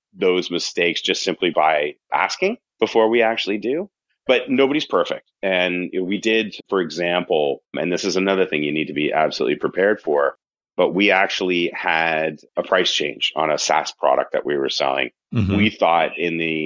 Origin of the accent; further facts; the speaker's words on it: Canada; accent: Canadian; now in United States; I'm originally from Canada, if you haven't picked up the accent yet